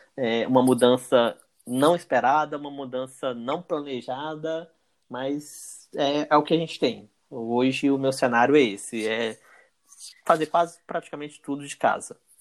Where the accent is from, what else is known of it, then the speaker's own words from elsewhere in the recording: João Monlevade, Minas Gerais, Brazil; eu sou natural da cidade de João Molevade, interior de Minas, natural e residente de João Molevade